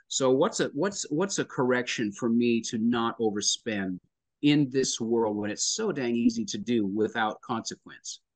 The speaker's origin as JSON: {"language": "English", "town": "Lloydminster", "region": "Alberta", "country": "Canada", "tie": "born or raised there", "moved": "yes", "lives_now": "Nashville, United States", "said": "a Canadian boy, born in, born in Lloydminster, Alberta"}